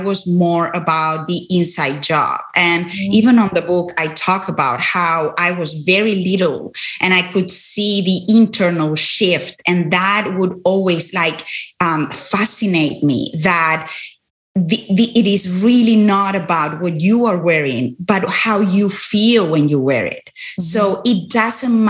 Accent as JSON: {"language": "English", "country": "Spain", "moved": "yes", "said": "I'm originally from Spain"}